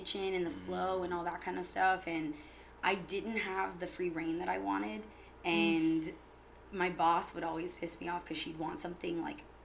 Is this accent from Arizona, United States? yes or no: no; Tampa, Florida, United States; now in St. Petersburg, United States; born and raised in Tampa